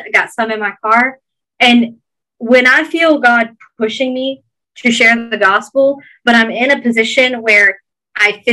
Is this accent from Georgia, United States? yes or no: yes; Georgia, United States; accent: Georgia thick Southern; my Georgia thick Southern accent